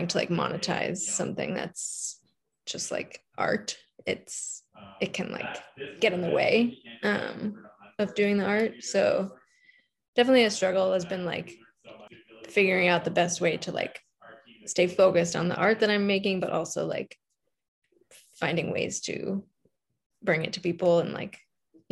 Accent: New York City, New York, United States; moved away as an adult; I grew up in New York City, like in Manhattan

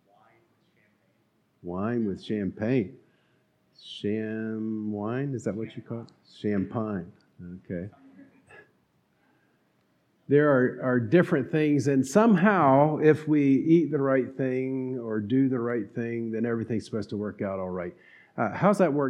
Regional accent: North Carolina, United States; accent: twang; I grew up in North Carolina

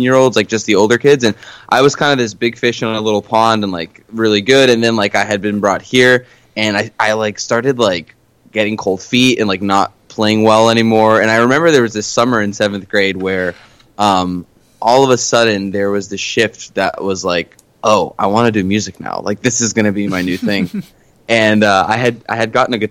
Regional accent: Boston, Massachusetts, United States; first language Portuguese; English is a second language; also born or lived in Queens, New York / Winthrop, Massachusetts / Burlington, Massachusetts; now in Salem, Massachusetts, United States; And then I moved 4 hours north to the cooler part of the country and had my formative years pretty much here. So when someone asks me where I'm from, I pretty much say Boston

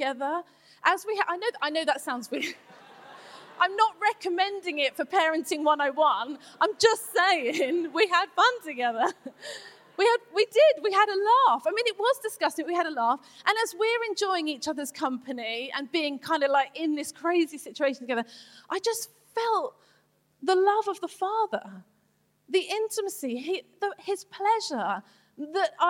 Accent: England, United Kingdom; I'm English

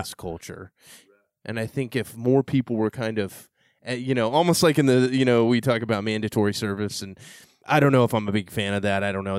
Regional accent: San Antonio, Texas, United States; growing up in San Antonio, Texas

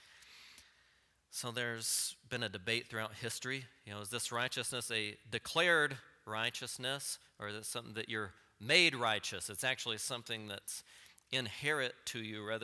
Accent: Texas panhandle, United States; growing up in the Texas panhandle

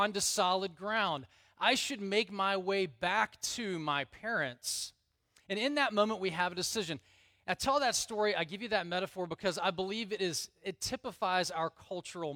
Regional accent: Alabama, United States; I grew up in Alabama.

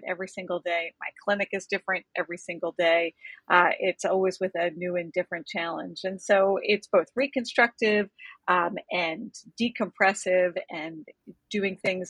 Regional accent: Maryland, United States; moved away as an adult; also born or lived in Pennsylvania / Rhode Island; I grew up in Maryland

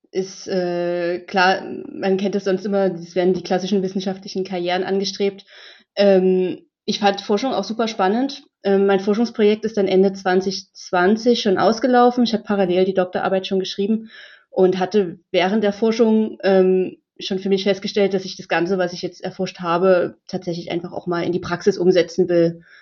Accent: Dresden, Saxony, Germany; ich komme aus Dresden, ich wohne schon immer in Dresden, ist eine super schöne Stadt, es gab für mich noch keine Gründe wegzugehen.

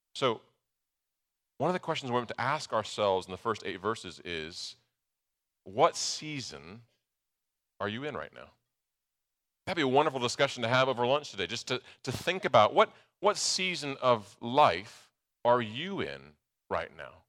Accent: Nebraska, United States; moved away; I grew up in Nebraska

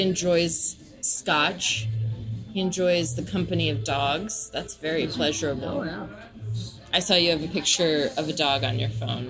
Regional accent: Nashville, Tennessee, United States; I was raised in Nashville, Tennessee

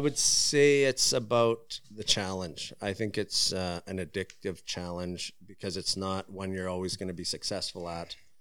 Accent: Prince George, British Columbia, Canada; born and raised in Prince George

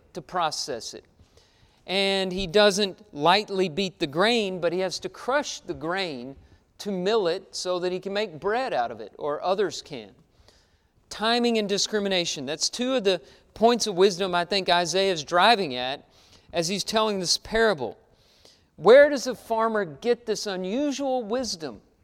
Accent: Texas, United States; Growing up in Texas, uh, everything around me was a wheat field or a cattle ranch

